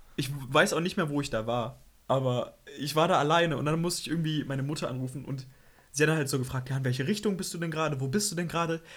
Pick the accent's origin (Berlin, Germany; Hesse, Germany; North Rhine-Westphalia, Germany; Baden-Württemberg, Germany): Berlin, Germany; ich komme aus Berlin